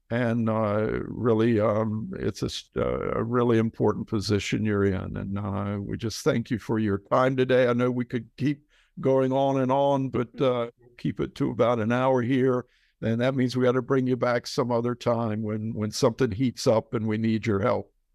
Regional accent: Outer Banks, North Carolina, United States; moved away as an adult; now in Israel; I grew up surfing on the Outer Banks of North Carolina

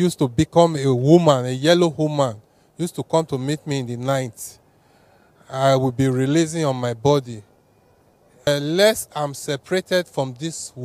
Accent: Warri, Delta, Nigeria; I come from Delta State, Warri

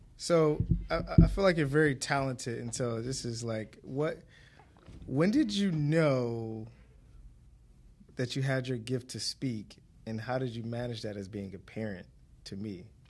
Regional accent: Detroit, Michigan, United States; born and raised in Detroit

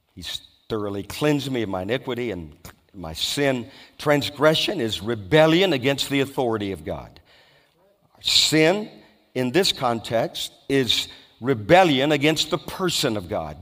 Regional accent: Louisiana, United States; I was brought up in Louisiana

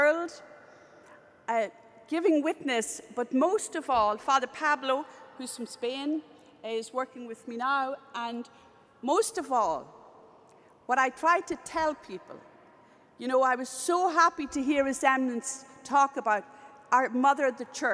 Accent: Ireland; I'm Irish

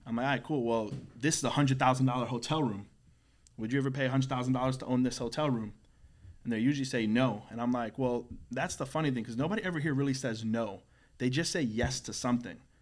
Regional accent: St. Cloud, United States; I was raised in Saint Cloud for twenty years

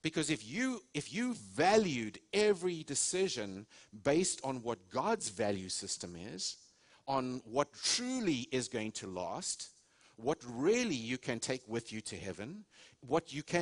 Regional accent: South Africa; moved away as an adult; now in United States; I was raised in South Africa. We're Americans now. We have had the privilege of living here almost 18 years in January

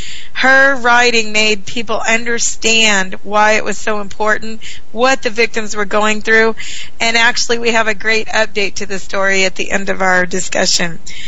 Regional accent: Texas, United States; Texas, my home state

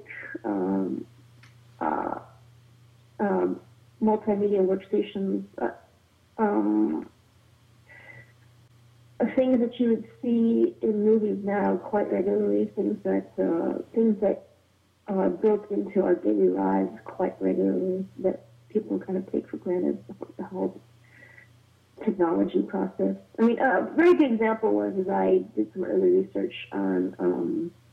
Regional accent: New York City, New York, United States; now in Los Angeles, United States; I was born in New York City, Brooklyn. I'm a Brooklyn girl.

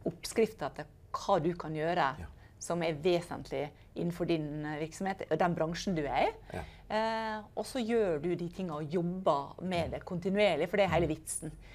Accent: Norway; Eh, spesielt som nordmenn, egentlig.

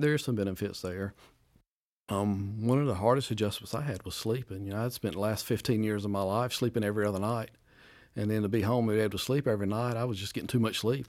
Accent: Wade, North Carolina, United States; Community of Wade where I grew up

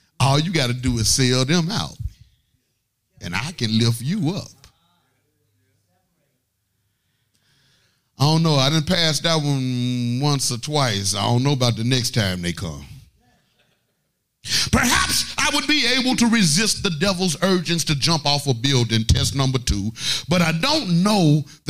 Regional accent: Arkansas, United States; now in Atlanta, United States; I'm really from Arkansas. I'm from the only state that's in the Bible

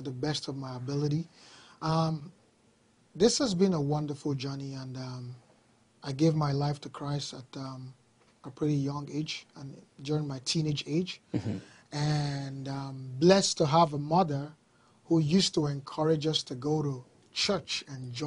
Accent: Nigeria; moved away as an adult; now in Canada; I've lived in Nigeria, Africa, pretty much all my life

